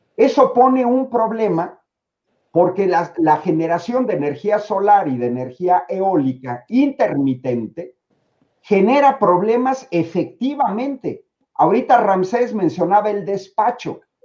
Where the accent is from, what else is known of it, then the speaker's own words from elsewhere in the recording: Mexico; como mexicano